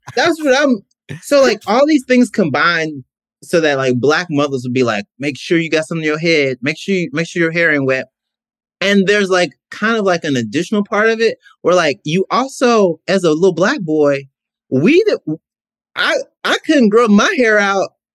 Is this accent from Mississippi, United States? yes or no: yes; Mississippi, United States; I'm from Mississippi. Like Southern